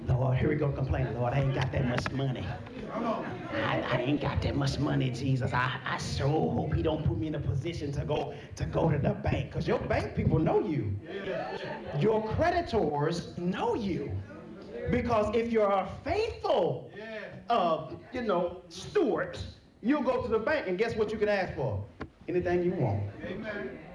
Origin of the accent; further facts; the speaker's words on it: Texas, United States; I'm from Texas